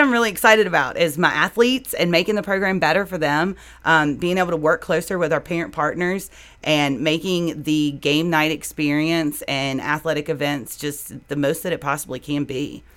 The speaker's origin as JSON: {"language": "English", "country": "United States", "tie": "born or raised there", "said": "I grew up in Franklin County"}